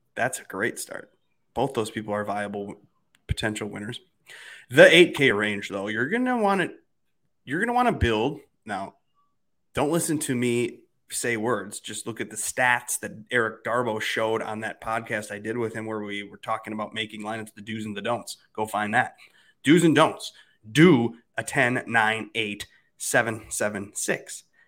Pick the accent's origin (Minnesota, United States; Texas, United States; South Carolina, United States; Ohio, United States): Minnesota, United States; it's the Gopher State. That's my home state.